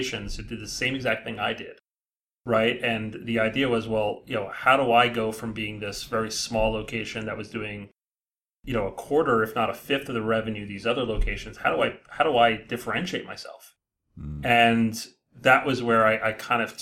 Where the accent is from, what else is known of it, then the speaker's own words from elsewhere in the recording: Edison, New Jersey, United States; I grew up in Edison, New Jersey